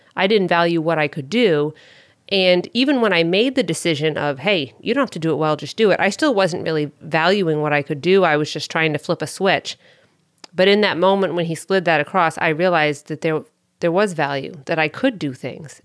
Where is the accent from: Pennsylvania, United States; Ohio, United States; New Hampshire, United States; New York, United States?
New Hampshire, United States; Northern; moved away; I'm from Northern New Hampshire